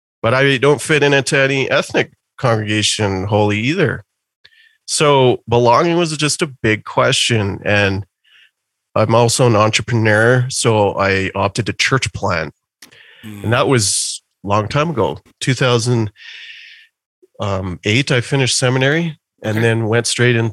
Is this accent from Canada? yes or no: yes; Calgary, Alberta, Canada; I actually started going to church as a kid deep in the suburbs of Calgary. So I've lived in Calgary almost my whole life.